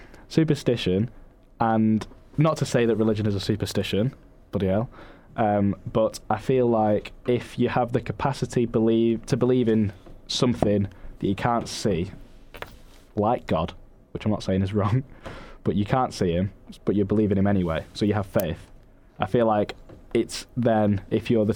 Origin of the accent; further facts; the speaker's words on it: Manchester, North West England, United Kingdom; I was born in Manchester, and so were both of my parents, and so was my sister